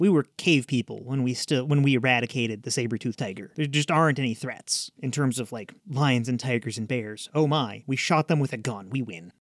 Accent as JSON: {"language": "English", "country": "United States", "said": "I'm an American."}